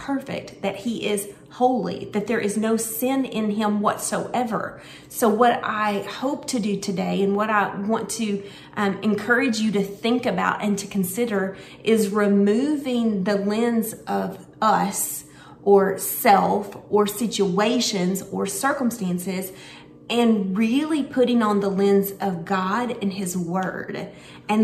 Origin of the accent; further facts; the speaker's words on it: Searcy, Arkansas, United States; I was born in Searcy, Arkansas